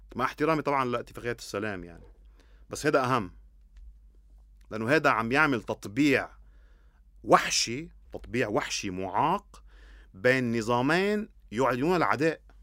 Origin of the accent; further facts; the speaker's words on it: Lebanon; انا لما اقول انا لبناني شو يعني انا لبناني